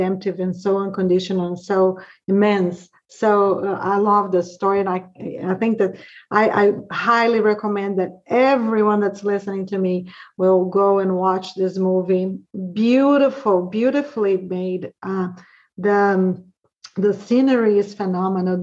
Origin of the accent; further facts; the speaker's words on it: Brazil; now in Georgia, United States; I'm from Brazil, but pretty much all the movies that we watch here, we watch in Brazil too, growing up